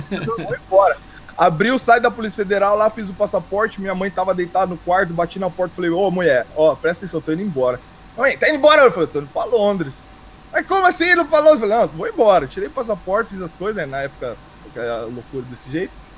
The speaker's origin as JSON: {"language": "Portuguese", "town": "Bauru", "region": "São Paulo", "country": "Brazil", "tie": "born or raised there", "moved": "yes", "lives_now": "London, United Kingdom", "said": "Rosa Branca é onde eu cresci em Bauru"}